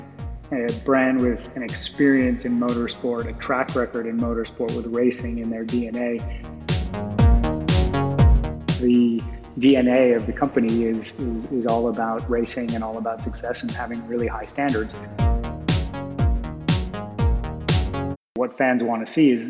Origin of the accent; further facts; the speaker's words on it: Montreal, Quebec, Canada; I grew up in Montreal in Canada